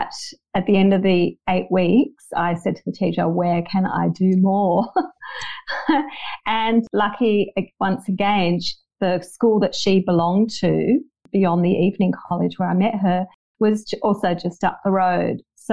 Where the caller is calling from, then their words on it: Bondi, New South Wales, Australia; Oh, yes, I am speaking from Bondi.